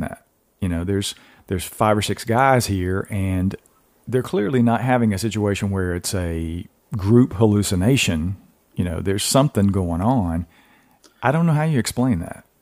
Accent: Georgia, United States; now in North Carolina, United States; I'm from Georgia originally

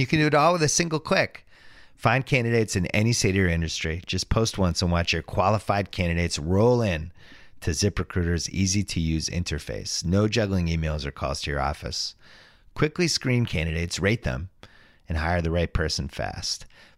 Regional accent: Brookline, Massachusetts, United States; I grew up in Chestnut Hill, which is part of Brooklyn.

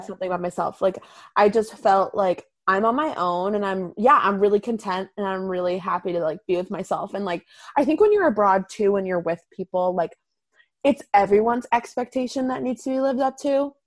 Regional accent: Boston, Massachusetts, United States; I'm from Boston

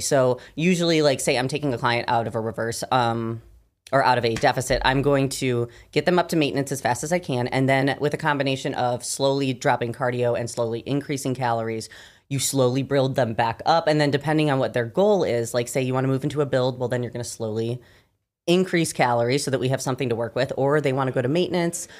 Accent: Michigan, United States; moved away; I'm from Michigan originally.

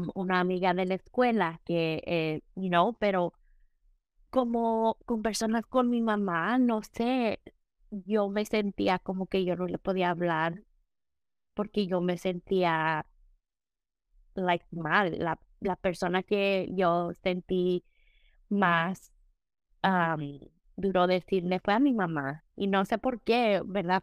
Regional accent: Mexico; nosotros somos mexicanos

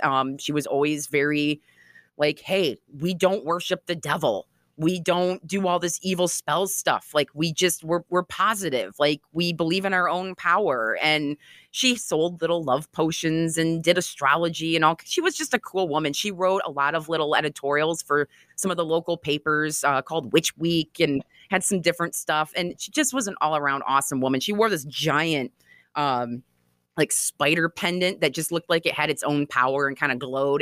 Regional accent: Grand Haven, Michigan, United States; growing up in Grand Haven, Michigan

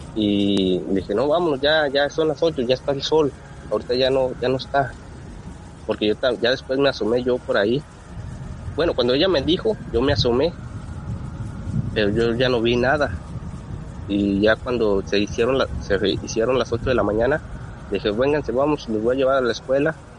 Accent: Rodeo, Durango, Mexico; nosotros somos de Durango, Durango, Durango, pegados a Chihuahua, a un pueblito que se llama Rodeo Durango

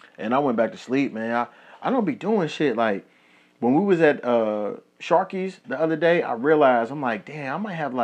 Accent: Kentucky, United States; now in Las Vegas, United States; my hometown in Kentucky

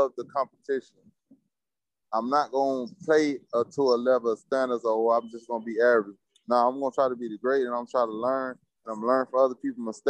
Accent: Florida, United States; I'm from Florida

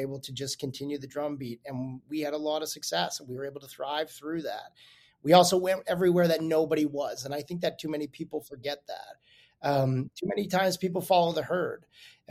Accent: Calgary, Alberta, Canada; I'm from Calgary, Alberta originally

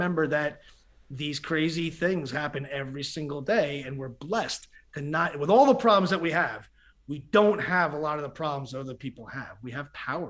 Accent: United States; being an American

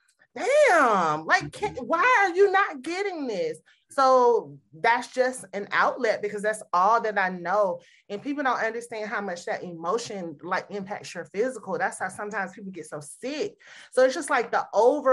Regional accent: the South, Southern United States, United States; I grew up in the Southern household

